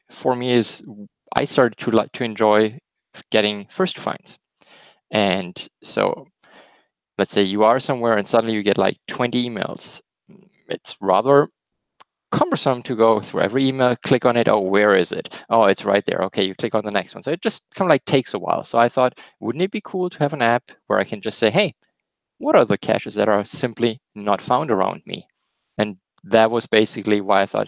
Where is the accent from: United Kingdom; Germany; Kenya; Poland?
Germany; accent: German; English is a second language; moved away as an adult; also born or lived in Alabama, United States; now in Michigan, United States; Originally, we're from Germany, as you might hear in my slight accent, which is hard to hide.